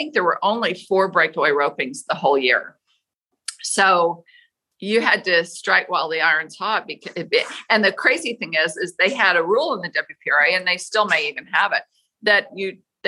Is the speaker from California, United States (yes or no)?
no; Las Vegas, Nevada, United States; I grew up in Las Vegas, which is so weird because at the time, Vegas wasn't a rodeo town